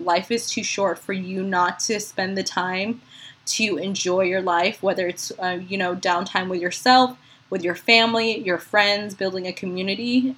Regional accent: Philippines; now in San Antonio, United States; being a Filipina

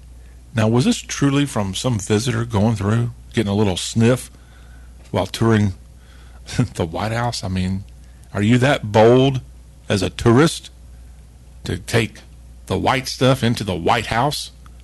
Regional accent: the South, United States; born in the USA

